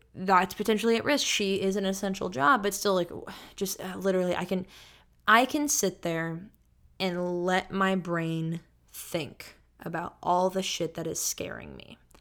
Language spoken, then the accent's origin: English; Sacramento, California, United States; I'm from Sacramento and I'm back home in Sacramento